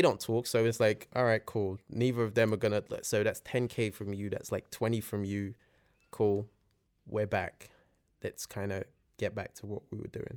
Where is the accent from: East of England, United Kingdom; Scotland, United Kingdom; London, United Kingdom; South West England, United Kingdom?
London, United Kingdom; born or raised there; also born or lived in Nigeria